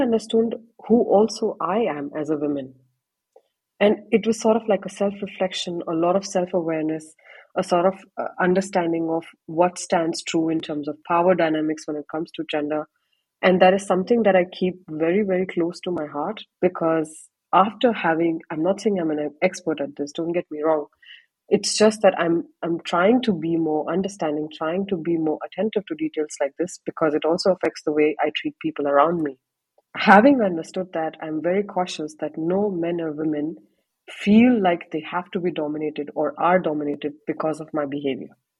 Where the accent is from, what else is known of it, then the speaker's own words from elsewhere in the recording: Panipat, Haryana, India; moved away as an adult; also born or lived in Chandigarh / Pune / Mumbai / Ahmedabad; now in Erlangen, Germany; from a town called Panipat, based in the state of Haryana. It's a very small town.